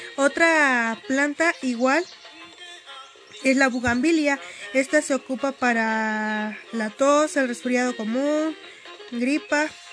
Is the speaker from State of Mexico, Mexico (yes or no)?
yes; Acambay de Ruiz Castañeda, State of Mexico, Mexico; Pertenezco al municipio de Acambay de Ruiz Castañeda, vivo en la comunidad de Gansda Acambay